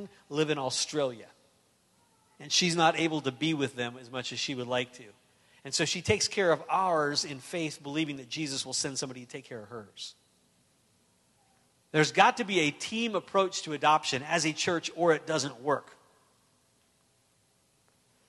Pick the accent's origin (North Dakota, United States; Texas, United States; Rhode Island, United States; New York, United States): North Dakota, United States; I grew up in North Dakota.